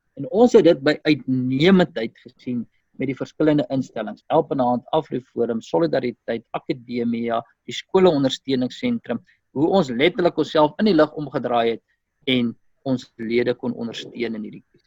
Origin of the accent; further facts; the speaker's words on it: South Africa; ons as Afrikaner gemeenskap